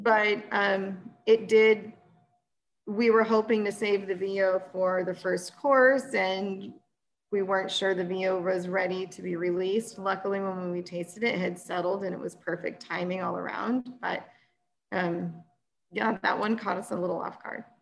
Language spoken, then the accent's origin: English; Temecula, California, United States; also born or lived in Napa / Bay Area; now in Paso Robles, United States; I grew up in Temecula, which before it was had wine in it, used to be horses and citrus